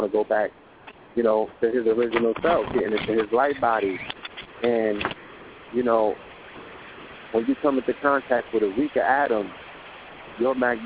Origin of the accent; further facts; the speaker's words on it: New York, United States; growing up in New York